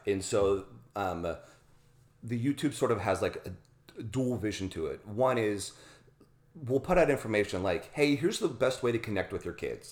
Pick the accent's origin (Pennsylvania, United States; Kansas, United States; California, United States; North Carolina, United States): Pennsylvania, United States; Pittsburgh; I grew up in Pittsburgh, Pennsylvania